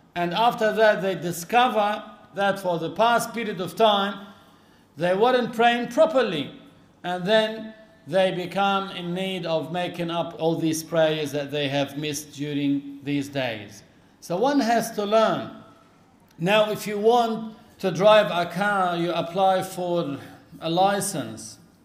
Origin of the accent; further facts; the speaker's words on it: Lebanon; our country in Lebanon